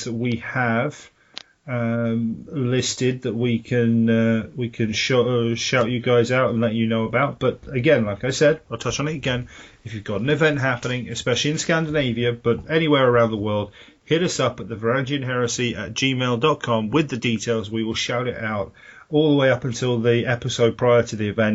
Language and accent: English; United Kingdom; speaking as a Brit